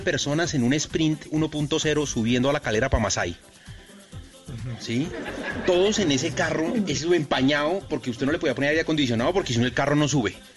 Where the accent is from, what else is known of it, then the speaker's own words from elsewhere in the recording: Colombia; yo me fui de Colombia dejando el mejor trabajo que he tenido en mi vida